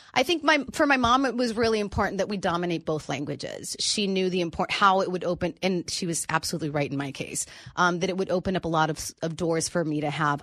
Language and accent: English; Tijuana, Baja California, Mexico; also born or lived in San Diego, California, United States; I grew up living in Tijuana.